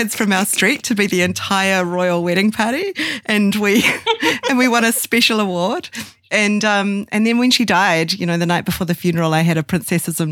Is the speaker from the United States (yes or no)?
no; Auckland, New Zealand; moved away; as a New Zealander